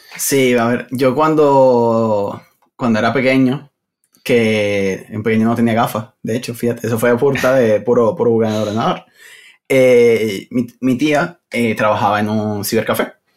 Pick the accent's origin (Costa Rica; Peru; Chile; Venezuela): Venezuela; moved away as an adult; now in Madrid, Spain; Originalmente soy de Venezuela